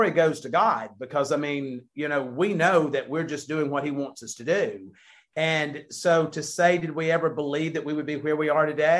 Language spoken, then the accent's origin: English; the South, United States; we're from the South